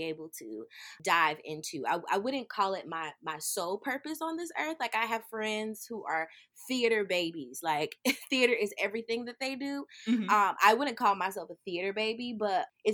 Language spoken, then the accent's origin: English; Birmingham, Alabama, United States; I am from Birmingham, Alabama, right here in the South